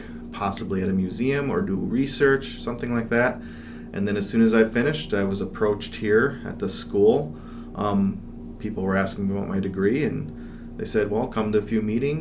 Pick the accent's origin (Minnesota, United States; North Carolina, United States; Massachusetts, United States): Minnesota, United States; Mankato; also born or lived in Alaska / Arizona; I grew up here in Mankato.